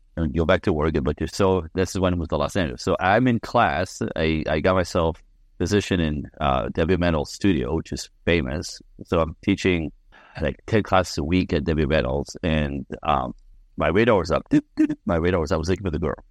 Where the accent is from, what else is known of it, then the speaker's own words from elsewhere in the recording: Quebec City, Quebec, Canada; I'm French Canadian. I was born in Quebec City in a snowbank